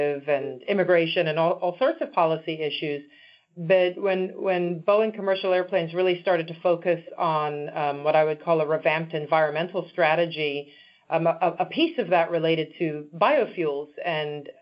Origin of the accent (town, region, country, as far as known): Zimbabwe; born or raised there; moved away; also born or lived in Washington, D.C.